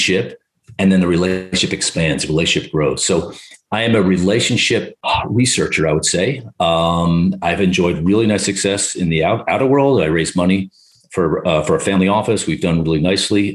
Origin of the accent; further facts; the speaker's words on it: New Jersey, United States; I'm from New Jersey